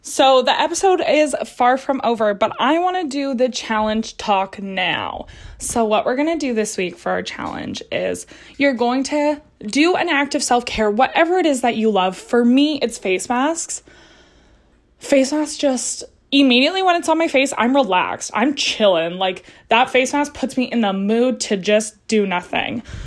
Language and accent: English; Canada; I'm Canadian